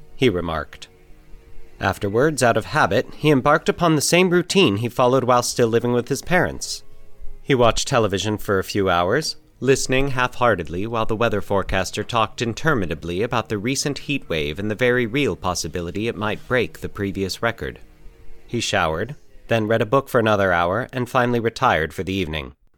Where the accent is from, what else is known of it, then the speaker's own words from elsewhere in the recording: Aurora, Colorado, United States; moved away; my hometown of Aurora, Colorado